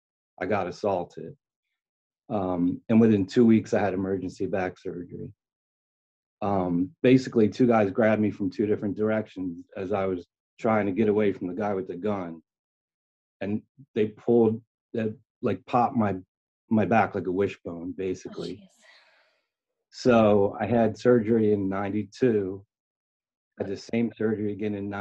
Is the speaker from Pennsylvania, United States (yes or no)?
yes; Philadelphia, Pennsylvania, United States; I'm from Philadelphia. Born and raised. I've been here my whole life.